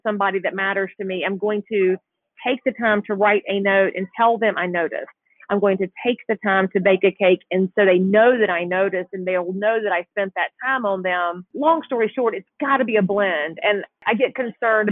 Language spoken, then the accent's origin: English; the South, United States; growing up in the South